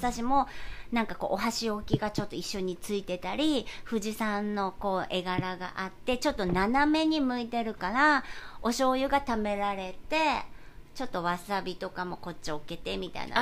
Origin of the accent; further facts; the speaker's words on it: Kyushu, Japan; moved away as an adult; now in New York, United States; 里帰り中